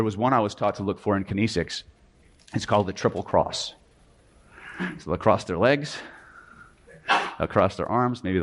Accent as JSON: {"language": "English", "region": "California", "country": "United States", "said": "I'm from California"}